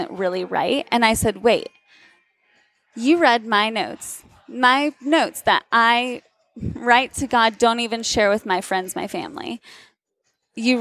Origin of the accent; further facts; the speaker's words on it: Turkey; also born or lived in Southern United States / Massachusetts; now in United States; I grew up in Turkey, was born and raised there